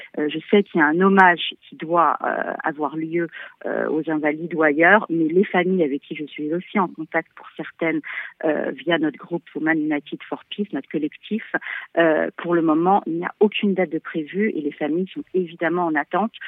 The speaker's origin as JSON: {"language": "French", "country": "France", "said": "en tant que Français"}